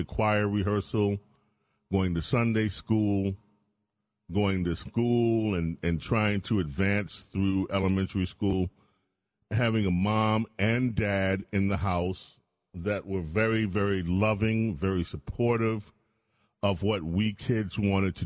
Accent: New York City, New York, United States; I grew up in St. Albans, Queens

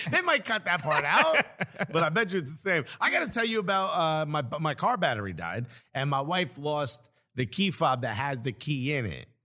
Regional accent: Newark, New Jersey, United States; I'm from Newark.

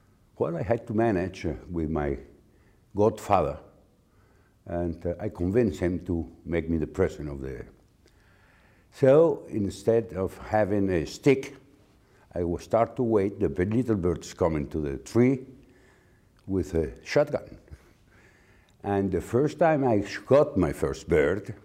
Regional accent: Community of Madrid, Spain; I was born in Spain in the 40s.

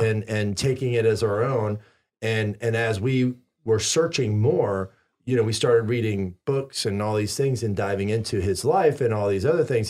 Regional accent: the Bible Belt, the South, United States; I grew up in the Bible Belt

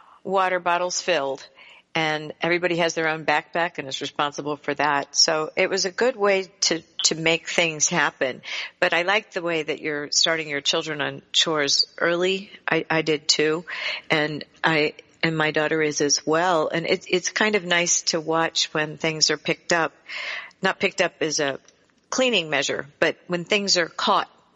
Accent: United States; We grew up on the Chesapeake Bay

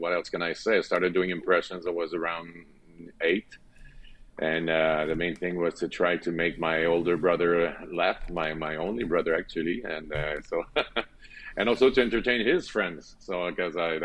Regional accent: Loretteville, Quebec, Canada; accent: French; English is a second language; I was born in Loretteville, a little north of Quebec City.

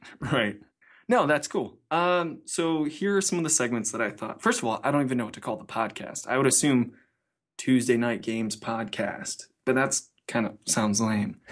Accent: Cleveland, Ohio, United States; I'm from Cleveland

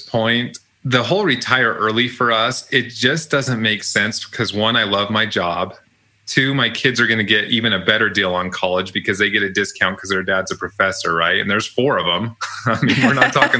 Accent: Utah, United States; Even though I'm from Utah

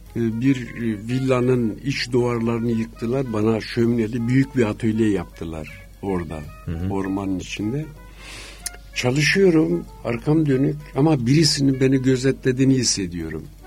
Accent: Adana, Turkey; moved away as an adult; also born or lived in Istanbul / Paris

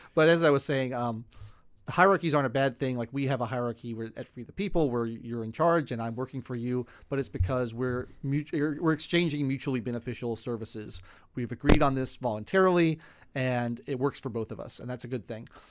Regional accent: United States; I was from America

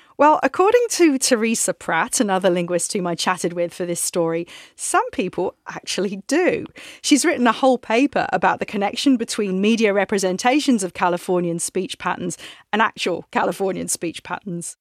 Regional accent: England, United Kingdom; moved away as an adult; now in San Francisco, United States; I'm from England

